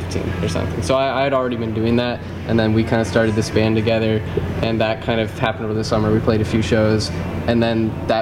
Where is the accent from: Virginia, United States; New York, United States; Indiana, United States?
Indiana, United States; Indianapolis; I'm from Indianapolis